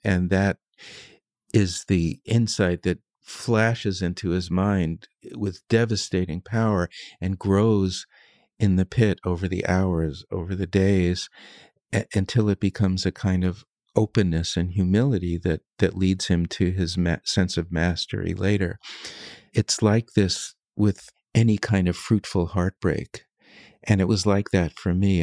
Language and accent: English; United States; I'm an American